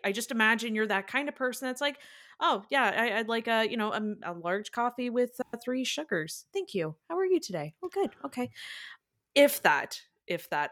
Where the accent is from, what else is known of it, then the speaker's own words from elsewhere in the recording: Ireland; I'm Irish